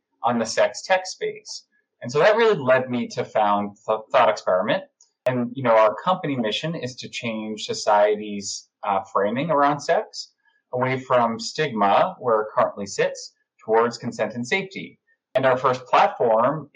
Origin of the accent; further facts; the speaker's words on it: Long Island, New York, United States; now in New York City, United States; I grew up on Long Island and I currently live in New York City where I've lived for over 15 and a half years